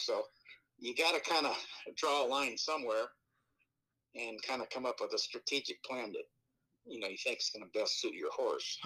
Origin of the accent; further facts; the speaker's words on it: Los Alamitos, California, United States; I grew up down around Los Alamitos